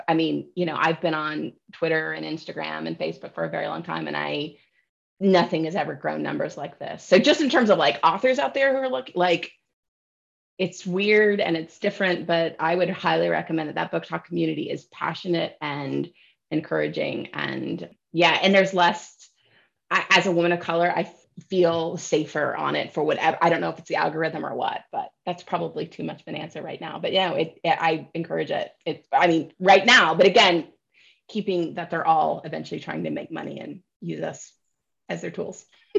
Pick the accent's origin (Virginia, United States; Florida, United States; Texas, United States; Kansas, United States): Kansas, United States; I am from Southeast Kansas. My Mexican-American family has been there since 1907.